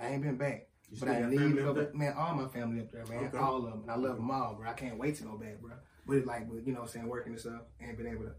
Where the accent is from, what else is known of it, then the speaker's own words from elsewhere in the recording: Lansing, Michigan, United States; moved away; I'm from Lansing, Michigan, bro.